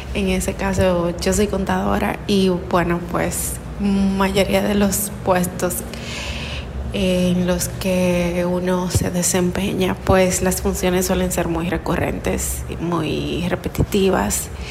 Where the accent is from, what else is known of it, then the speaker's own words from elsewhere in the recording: Dominican Republic; soy de República Dominicana.